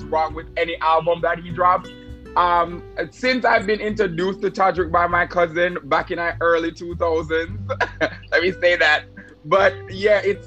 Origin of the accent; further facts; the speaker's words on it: Jamaica; We're Jamaican